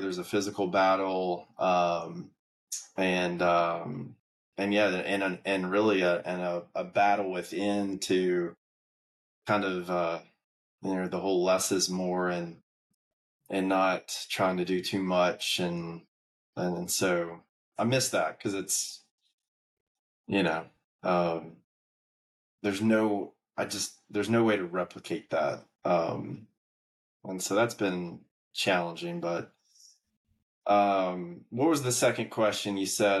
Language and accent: English; Ooltewah, Tennessee, United States; now in Atlanta, United States; I, I, grew up just north of Chattanooga in a little town called Ooltewah, Tennessee